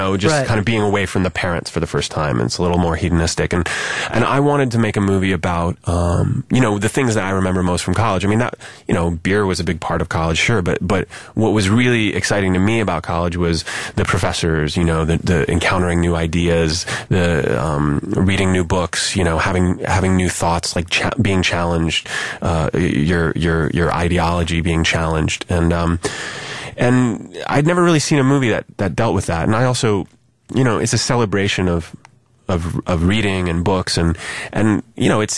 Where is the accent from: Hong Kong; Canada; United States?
United States; Columbus, Ohio; I'm from Columbus, which is about an hour